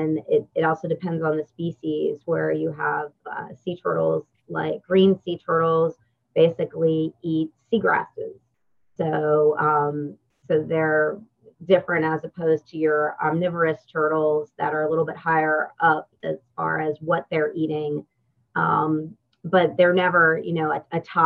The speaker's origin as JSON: {"language": "English", "region": "Pennsylvania", "country": "United States", "tie": "born or raised there", "also_born_or_lived": "North Carolina", "moved": "as an adult", "lives_now": "Mississippi, United States", "said": "I grew up in Pennsylvania, so landlocked."}